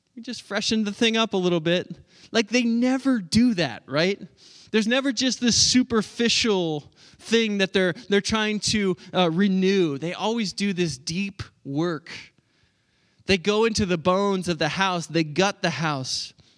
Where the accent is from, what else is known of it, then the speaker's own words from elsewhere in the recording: Oklahoma, United States; moved away as an adult; also born or lived in Pennsylvania; I'm from Oklahoma